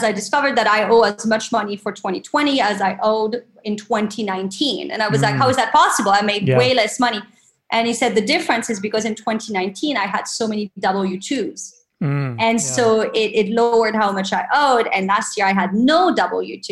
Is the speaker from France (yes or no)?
yes; France; now in New York City, United States; I'm originally from France